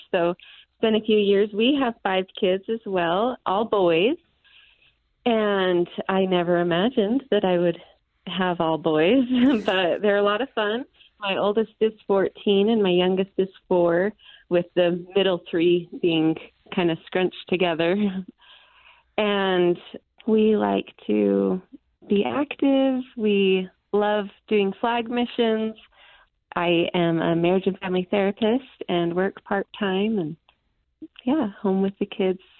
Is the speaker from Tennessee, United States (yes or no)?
no; Utah, United States; also born or lived in Philippines / Nebraska; I was born here in Utah, and then we moved to the Philippines, where my next sister and my brother Weston was born. And then we lived in Nebraska for a while